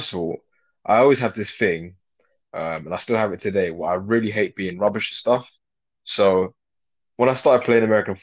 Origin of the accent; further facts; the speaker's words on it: London, United Kingdom; I grew up on Wood Green in North London.